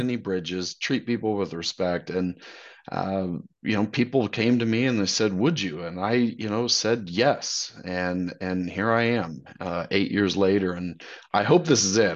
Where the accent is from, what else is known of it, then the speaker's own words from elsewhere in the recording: Wichita, Kansas, United States; moved away as an adult; now in Dallas, United States; I'm from Wichita